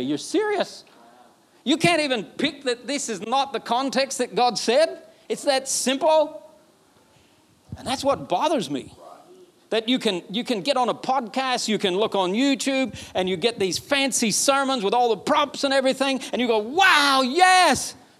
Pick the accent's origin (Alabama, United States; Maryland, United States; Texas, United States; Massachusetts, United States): Alabama, United States; I'm from Alabama. We don't talk like this.